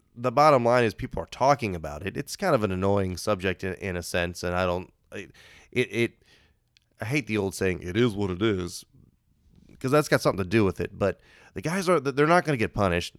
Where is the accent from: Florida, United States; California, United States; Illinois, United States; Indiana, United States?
Indiana, United States; I'm, I'm from Indiana